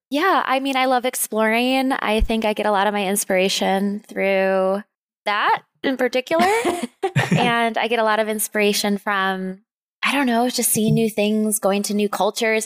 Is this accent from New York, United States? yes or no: yes; Rochester, New York, United States; moved away as an adult; also born or lived in Syracuse, New York; I come from upstate New York. That's where I was born and raised